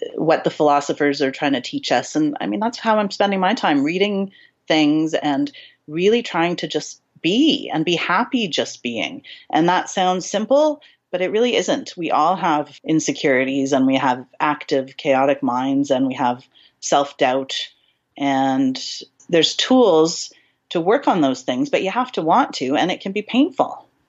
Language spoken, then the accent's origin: English; Canada; accent: Canadian; I'm from Canada